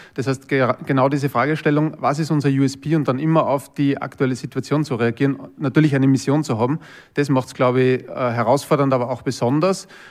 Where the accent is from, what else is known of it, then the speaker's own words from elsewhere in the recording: Linz, Upper Austria, Austria; ich bin aus Linz ursprünglich, also aus Oberösterreich